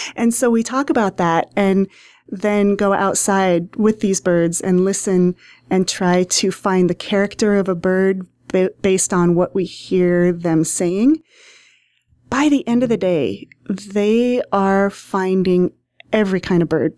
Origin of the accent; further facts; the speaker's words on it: Hastings, Nebraska, United States; I grew up in Hastings, Nebraska, in town